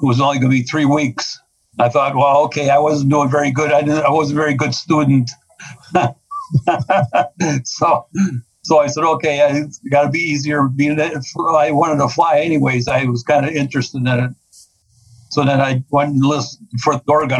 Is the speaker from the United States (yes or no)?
yes; Milwaukee, Wisconsin, United States; I'm born and raised in Milwaukee